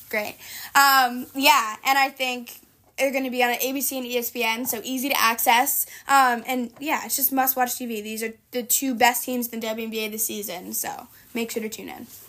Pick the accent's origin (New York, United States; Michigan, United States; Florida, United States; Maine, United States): New York, United States; it's in my hometown